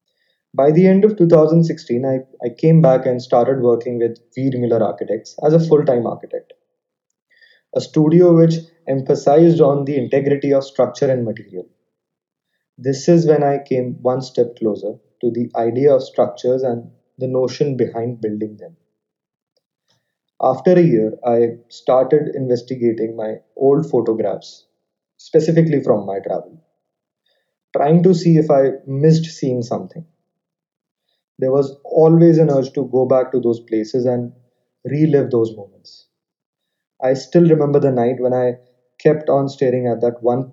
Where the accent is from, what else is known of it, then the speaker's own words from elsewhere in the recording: Jaipur, Rajasthan, India; now in New Delhi, India; I was born and brought up in Jaipur, Rajasthan